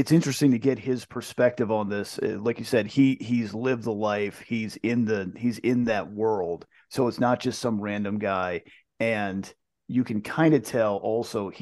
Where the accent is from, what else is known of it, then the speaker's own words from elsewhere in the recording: East Coast, United States; growing up on the East Coast